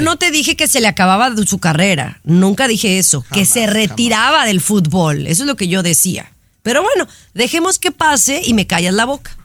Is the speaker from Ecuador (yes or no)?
no; Mexico; mi gente mexicana, que somos la mayoría